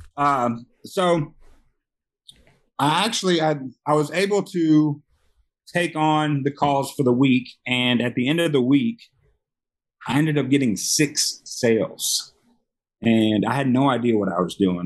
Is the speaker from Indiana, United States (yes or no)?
no; Memphis, Tennessee, United States; now in Las Vegas, United States; born and raised in Memphis, Tennessee.